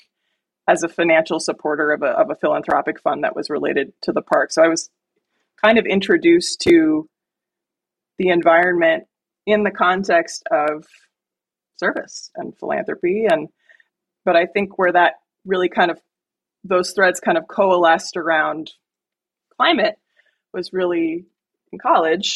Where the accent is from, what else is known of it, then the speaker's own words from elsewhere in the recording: near Lake Michigan, Midwest, United States; I grew up in the Midwest, about a mile from Lake Michigan.